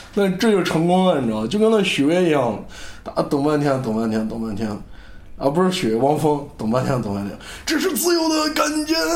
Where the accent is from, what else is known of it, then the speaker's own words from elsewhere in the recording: Xi'an, Shaanxi, China; moved away as an adult; also born or lived in United Kingdom; 我现在毕业了，回家了，已经回不去英国，所以本期节目我在我的老家西安录制，